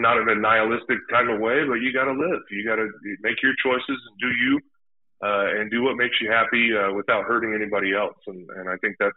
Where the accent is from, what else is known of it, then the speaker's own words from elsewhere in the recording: San Diego, California, United States; moved away as an adult; also born or lived in Utah; I was born in Utah, and I grew up in San Diego